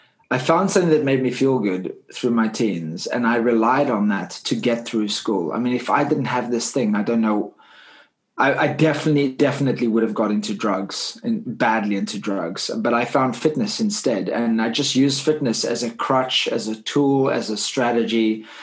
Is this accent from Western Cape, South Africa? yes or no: yes; Cape Town, Western Cape, South Africa; I grew up in Cape Town, South Africa. As you can hear my accent, I'm not from the UK